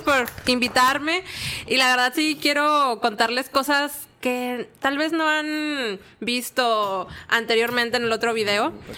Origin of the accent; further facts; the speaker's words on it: Monterrey, Nuevo León, Mexico; yo sí soy de Monterrey, Monterrey, soy del área norponiente